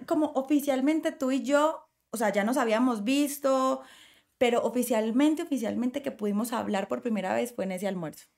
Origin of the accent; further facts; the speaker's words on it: Colombia; generar empleos para mí en este momento en mi país